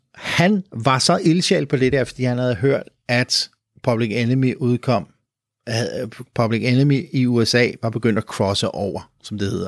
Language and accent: Danish; Copenhagen, Capital Region of Denmark, Denmark; vi er nogle latterlige københavnere